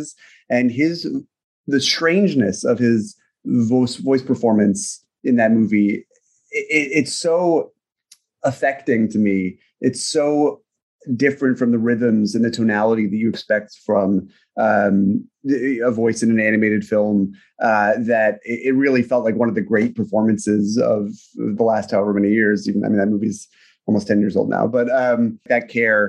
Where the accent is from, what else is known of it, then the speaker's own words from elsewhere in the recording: United States; as an American who does not speak Japanese fluently